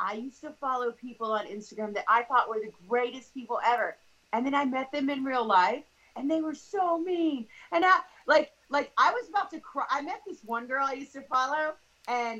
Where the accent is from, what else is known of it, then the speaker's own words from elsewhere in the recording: the South, United States; I grew up in the South